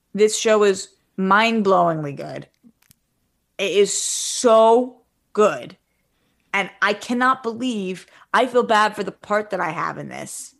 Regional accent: East Coast, United States; now in West Coast, United States; I came from the East Coast. I live on the West Coast.

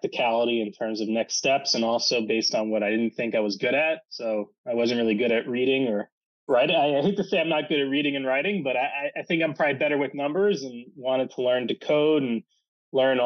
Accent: New York City, New York, United States; I'm from Manhattan

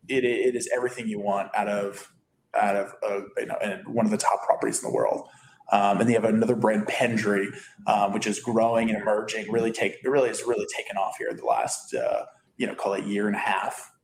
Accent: East Coast, United States; And I have family on the East Coast. I grew up on the East Coast.

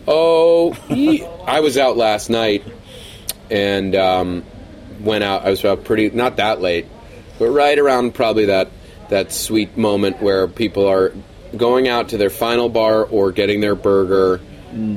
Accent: New York, United States; moved away as an adult; now in Los Angeles, United States; I'm from New York uh, originally

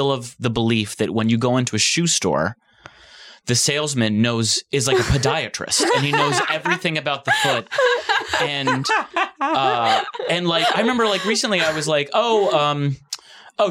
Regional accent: Ann Arbor, Michigan, United States; Ann Arbor is my hometown

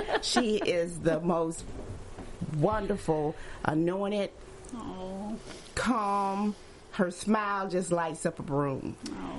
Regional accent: Birmingham, Alabama, United States; moved away as an adult; now in Charlotte, United States; And I am actually from Birmingham, Alabama. Mm-hmm. I am the ninth child of Southern Baptist Pentecostal.

